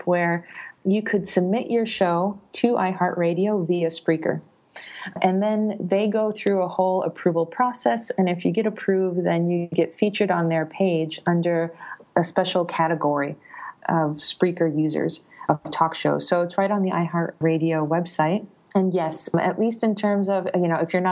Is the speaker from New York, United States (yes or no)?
yes; New York, United States; moved away as an adult; also born or lived in Italy; now in Berlin, Germany; I'm originally from New York, but I wanted to do grad work in Italy, and then I'm Italian